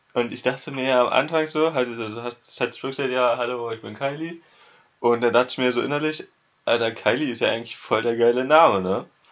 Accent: Germany; moved away; ich bin Deutscher

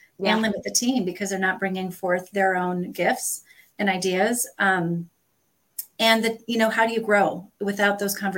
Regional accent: Northern United States, United States; as a Northerner who came to the South, I can promise you, you all have a bunch of weird terms

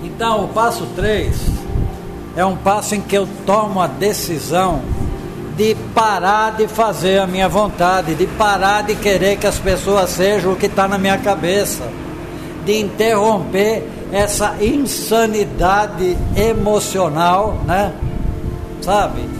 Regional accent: São Paulo, Brazil; moved away as an adult; sou de São Paulo

